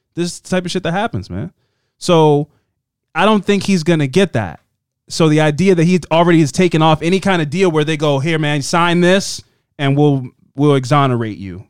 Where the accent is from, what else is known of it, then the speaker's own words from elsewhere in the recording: Baltimore, Maryland, United States; we're two dudes from Baltimore.